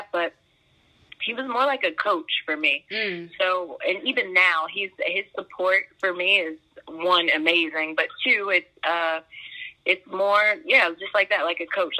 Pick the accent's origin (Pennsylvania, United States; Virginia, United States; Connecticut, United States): Virginia, United States; Fairfax; I'm from Virginia, mm-hmm. Northern Virginia is home for me. I grew up in Fairfax